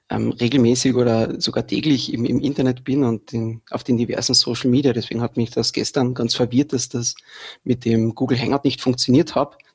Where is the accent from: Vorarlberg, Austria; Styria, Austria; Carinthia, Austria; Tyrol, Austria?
Carinthia, Austria; now in Vienna, Austria; ich komme aus Kärnten, lebe seit kurzem in Wien